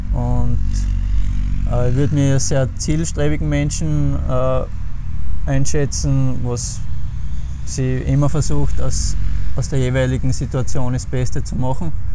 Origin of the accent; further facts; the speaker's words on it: Pöls, Styria, Austria; in meinem Heimatort in Böls beim FSC